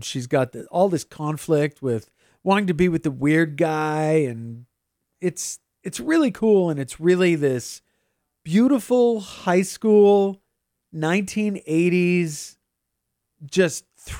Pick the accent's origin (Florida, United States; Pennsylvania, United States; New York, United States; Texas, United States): Pennsylvania, United States; Scranton; now in California, United States; I'm from Scranton, Pennsylvania